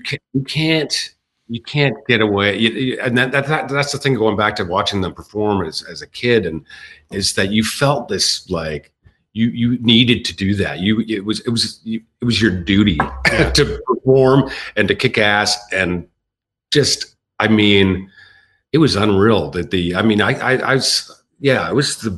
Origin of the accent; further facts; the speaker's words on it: Edmonton, Alberta, Canada; as kids growing up in Edmonton